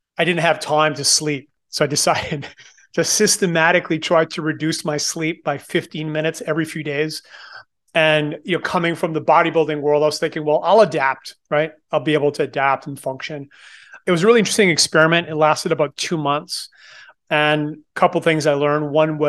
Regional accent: Moncton, New Brunswick, Canada; born there; So I was born in Moncton, New Brunswick, which is on the east coast of Canada, and became really passionate about bodybuilding when I was 16.

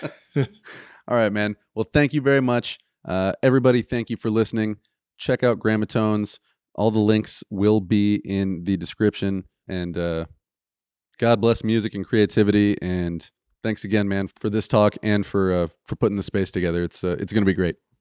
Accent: Michigan, United States; we're from Michigan

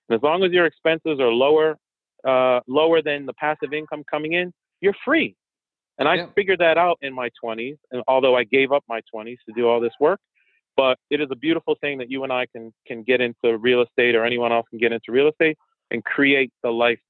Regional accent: Haiti; first language French; English is a second language; My native language is French and Creole because I'm Haitian, but I also speak Portuguese and obviously English.

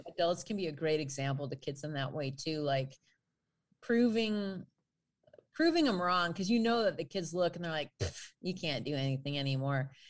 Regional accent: northwestern suburbs of Chicago, Illinois, United States; I grew up in a teeny tiny community. in the far northwestern suburbs of Chicago

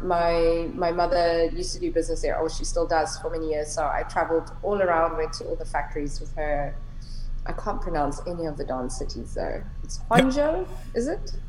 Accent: Cape Town, Western Cape, South Africa; moved away as an adult; also born or lived in Korea; now in Hong Kong; I'm South African. I grew up in Cape Town

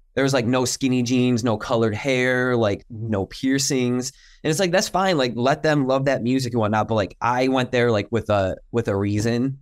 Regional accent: Detroit, Michigan, United States; growing up in Michigan, the Detroit area

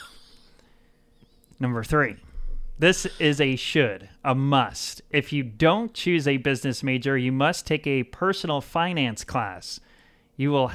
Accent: Howells, Nebraska, United States; also born or lived in West Point, Nebraska; I was born in West Point, Nebraska. My family, mom and dad, had a little farm out in the country near Howells, Nebraska

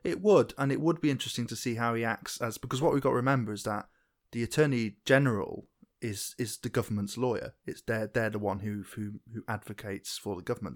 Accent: England, United Kingdom; I'm English

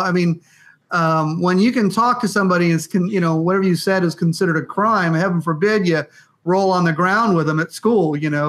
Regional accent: West Palm Beach, Florida, United States; I grew up in West Palm Beach too

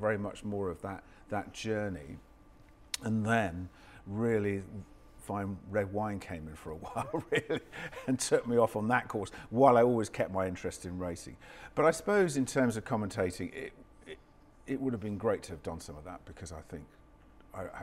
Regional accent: Stroud, South West England, United Kingdom; I grew up in Stroud in Gloucestershire, so, you know, not that far from Cheltenham, obviously.

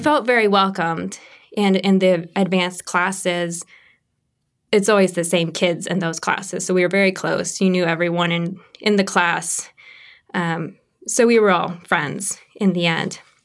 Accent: Kokomo, Indiana, United States; I grew up actually in Kokomo, Indiana

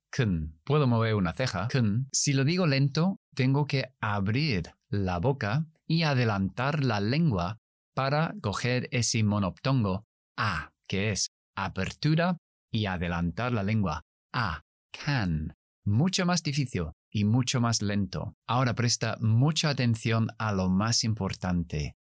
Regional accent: South East England, United Kingdom; accent: Standard British English; first language English; Spanish is a second language; Yo soy inglés, criado y nacido en Kent, en el sureste de Inglaterra. Por lo tanto, mi pronunciación es Standard British English, es decir, el inglés británico estándar, neutro.

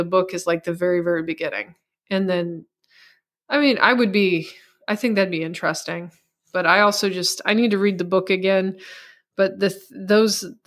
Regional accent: Missouri, United States; first language English; I grew up in the Midwest in Missouri and the United States speaking English

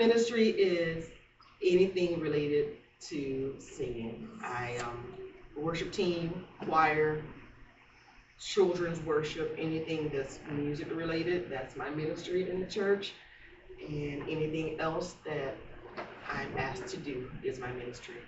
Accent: Monticello, Florida, United States; am from Monticello, Florida. I am seventh generation on that land

